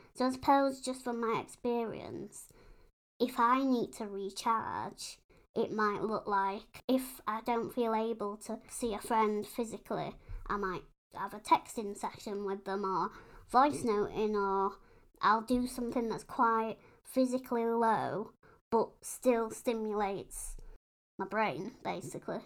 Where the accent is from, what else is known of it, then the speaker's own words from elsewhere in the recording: United Kingdom; we're British.